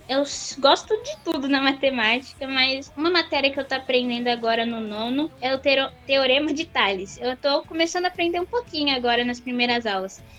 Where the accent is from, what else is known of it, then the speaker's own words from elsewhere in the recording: São Paulo, Brazil; Eu sou paulista. Aqui a gente fala mais bolacha.